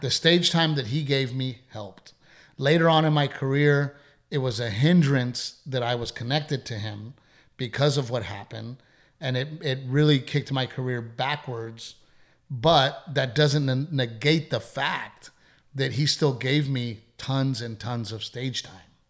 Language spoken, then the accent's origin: English; United States; I'm an American first.